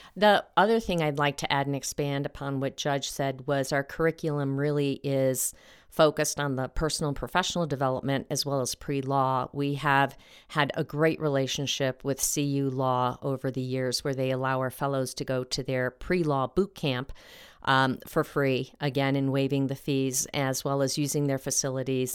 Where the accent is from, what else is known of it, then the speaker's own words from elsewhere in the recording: Mexico; now in Colorado, United States; my little town in Mexico